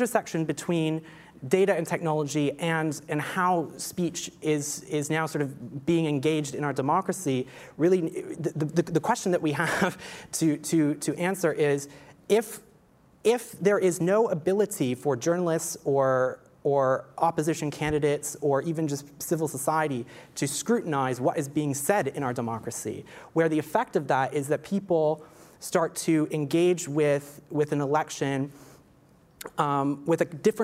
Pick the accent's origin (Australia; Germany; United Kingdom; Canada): Canada; as a non-American, as a Canadian, as an outsider